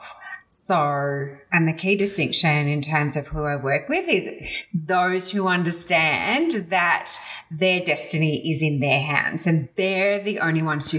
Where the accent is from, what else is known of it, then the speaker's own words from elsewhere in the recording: Melbourne, Victoria, Australia; we grew up in Mitcham in Melbourne